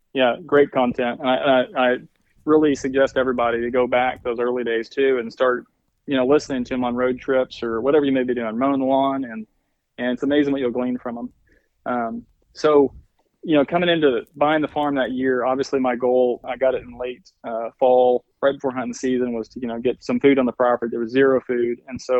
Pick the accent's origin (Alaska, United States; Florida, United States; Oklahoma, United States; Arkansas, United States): Arkansas, United States; we'd had a family farm that I grew up on in Arkansas. So, you know, I've been reading to some extent about that, you know, and all the things I could do for that farm. You know, however, there was limitations, you know, being in the Ozark Mountains